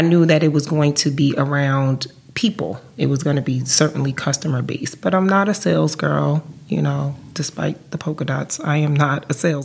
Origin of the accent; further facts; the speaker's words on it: New Jersey, United States; also born or lived in Atlanta; I'm from New Jersey.